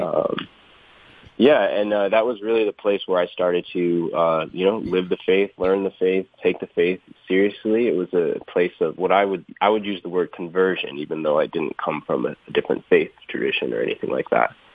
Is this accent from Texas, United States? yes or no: no; Rhode Island, United States; moved away as an adult; now in Atlanta, United States; I grew up here. Yeah, I am visiting family right now in uh, Rhode Island